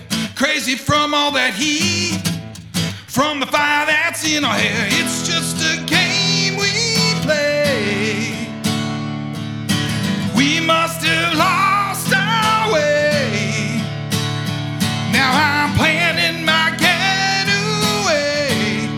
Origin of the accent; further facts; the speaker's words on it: Akron, Ohio, United States; moved away as an adult; also born or lived in Nashville, Tennessee / Vermont; I am originally from Akron, Ohio, 40 miles southeast of Cleveland. It's quite a budding music scene there when I was in high school, and it kind of dried up a few years after getting out of high school, and I moved to Nashville, Tennessee